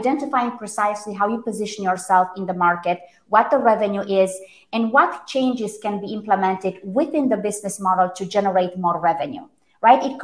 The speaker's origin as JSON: {"language": "English", "country": "Romania", "tie": "born or raised there", "also_born_or_lived": "Germany", "first_language": "Romanian", "second_language": "English", "moved": "yes", "said": "So Romanian, I was born in Romania. German was my second language"}